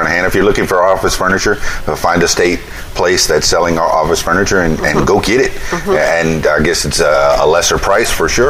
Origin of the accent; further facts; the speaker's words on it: Miami, Florida, United States; now in Conway, United States; I'm also a Conway, Arkansas resident now. I'm from Miami, Florida, and I got here in 2009.